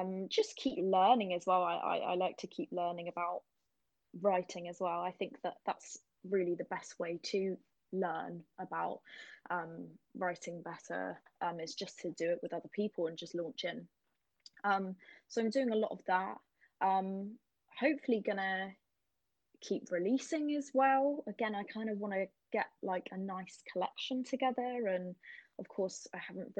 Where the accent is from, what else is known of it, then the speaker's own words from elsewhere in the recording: Cornwall, South West England, United Kingdom; I'm from Cornwall